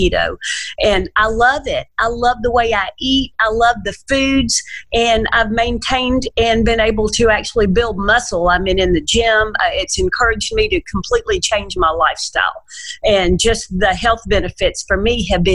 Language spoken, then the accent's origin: English; Nashville, Tennessee, United States; I grew up in the South, y'all. I'm from Nashville, Tennessee